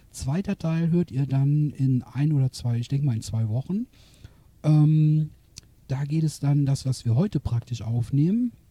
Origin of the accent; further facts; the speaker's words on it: Düren, North Rhine-Westphalia, Germany; liebe Zuhörerinnen, Zuhörer, ihr wisst das, ich komme aus Düren